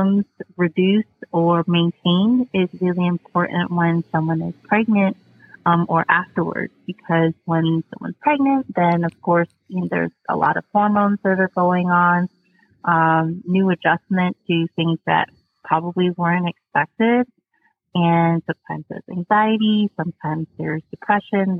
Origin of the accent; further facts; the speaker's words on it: New Jersey, United States; now in North Carolina, United States; I'm originally from New Jersey